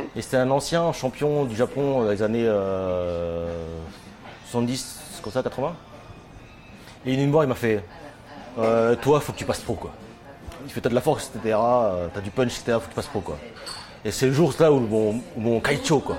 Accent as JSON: {"language": "French", "area": "Seine-et-Marne", "region": "Île-de-France", "country": "France", "also_born_or_lived": "Tokyo", "moved": "as an adult", "lives_now": "Japan", "said": "je suis français, de, euh, de, l'Île-de-France, je suis de Seine-et-Marne"}